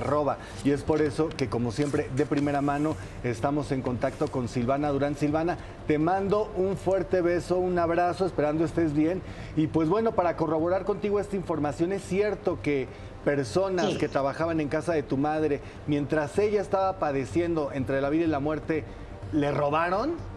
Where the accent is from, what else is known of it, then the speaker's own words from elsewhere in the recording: Mexico; Yo soy de Popotla